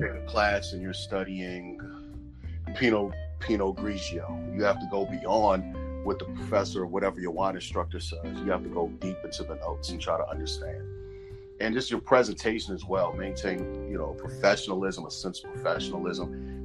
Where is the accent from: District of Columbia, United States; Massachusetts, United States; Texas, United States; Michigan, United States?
District of Columbia, United States; Washington; moved away as an adult; now in Prince George's County, Maryland, United States; born and raised in Washington D.C. Currently, I live in Prince George's County, Maryland, which is a suburb.